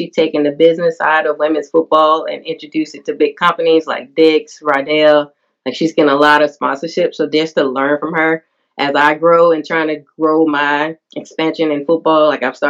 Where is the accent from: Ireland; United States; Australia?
United States; Tennessee; I'm from Tennessee, the volunteer state